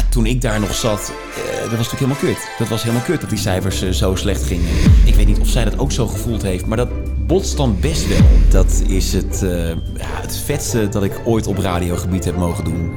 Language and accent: Dutch; Tilburg, North Brabant, Netherlands; waar ik vandaan kom, vanuit Tilburg